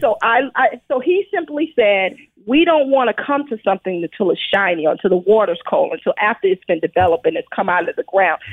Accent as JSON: {"language": "English", "town": "New York City", "region": "New York", "country": "United States", "tie": "born or raised there", "said": "as a child, I grew up in Brooklyn, New York"}